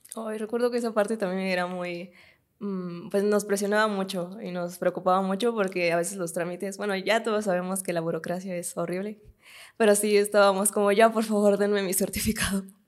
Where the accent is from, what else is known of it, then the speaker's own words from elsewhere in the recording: Tecámac, State of Mexico, Mexico; tu natal Tecámac